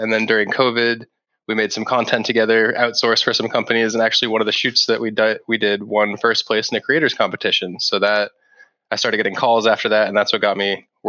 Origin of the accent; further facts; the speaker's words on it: Boston, Massachusetts, United States; I'm from Boston, which is close to Canada. But yeah, people close say enough. When I say stop and about, they hear Canadian accent, but born and raised in Boston.